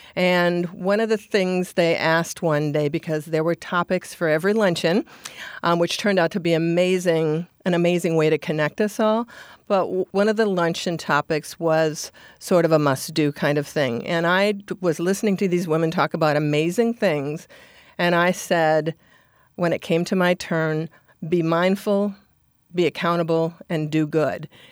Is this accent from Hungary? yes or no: no; Minnesota, United States; now in Anchorage, United States; I'm from Minnesota, and Minnesota nice is how I sort of grew up.